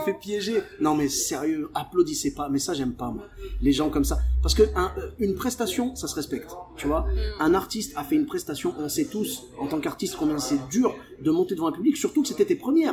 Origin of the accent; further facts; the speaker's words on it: Clermont-Ferrand, Auvergne-Rhône-Alpes, France; moved away as an adult; also born or lived in Bordeaux; je suis de Clermont-Ferrand et j'ai commencé l'humour à Bordeaux